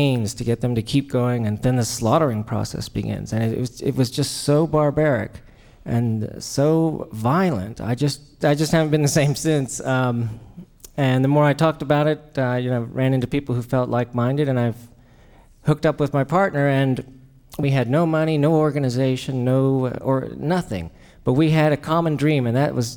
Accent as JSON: {"language": "English", "country": "Mexico", "tie": "born or raised there", "moved": "yes", "said": "as a kid, I was raised in Mexico"}